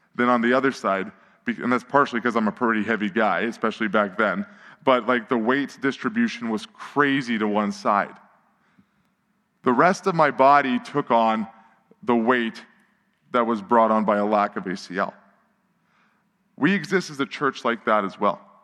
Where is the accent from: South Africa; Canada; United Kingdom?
Canada; Edmonton, Alberta; I grew up in Millwoods, which was honestly designed by a crazy person with a spirograph